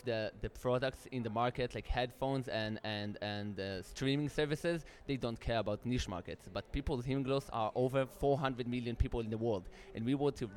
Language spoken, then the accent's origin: English; Israel; We're from Israel.